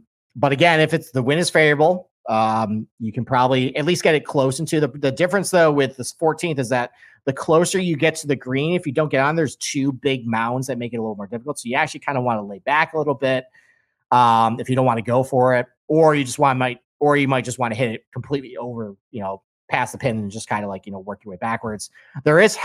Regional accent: Rochester, New York, United States; accent: Rochester, nasally; That's basically a Rochester accent.

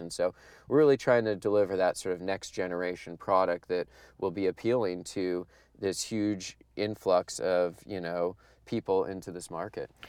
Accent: Humboldt County, California, United States; growing up in Humboldt County

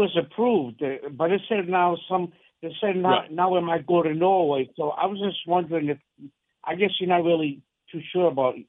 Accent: Santa Maria, Azores, Portugal; now in Massachusetts, United States; I was born in the Azores, the island of Santa Maria, which is in the Mid-Atlantic Ocean, which belongs to Portugal.

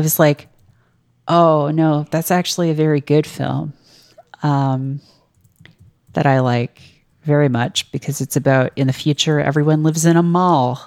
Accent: Canada; moved away as an adult; now in United States; one of the weird things about being Canadian is, like, you share a lot of culture with the U S

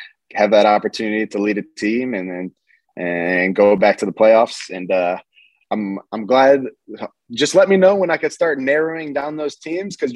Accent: Cleveland, Ohio, United States; Pittsburgh's pretty close to home for me being from Cleveland

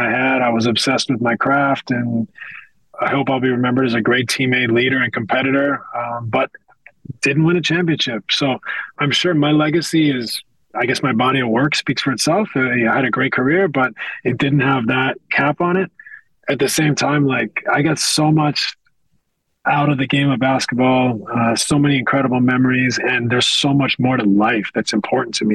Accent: west coast of Canada, Canada; I'm a kid from the West Coast of Canada.

